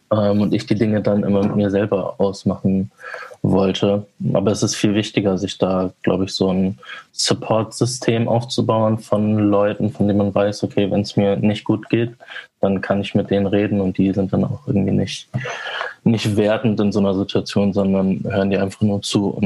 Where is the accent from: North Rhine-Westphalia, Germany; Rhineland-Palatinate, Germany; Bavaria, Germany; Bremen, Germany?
Bremen, Germany; Vegesack; Also ich bin auch in Fegesack zur Schule gegangen.